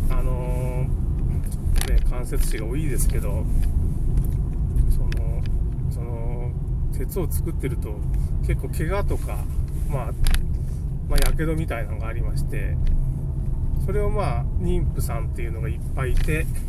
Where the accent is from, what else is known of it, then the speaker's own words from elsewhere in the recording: Okayama, Japan; 僕の地元では、まあ、大家族の湯って岡山県ね。岡山市というか、大家族の湯みたいな、そういうスーパー銭湯がありまして